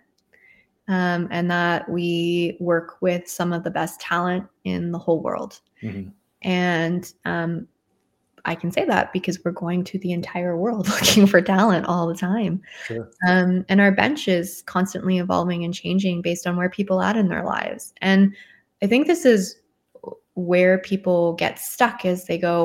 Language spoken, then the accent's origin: English; Canada; I'm Canadian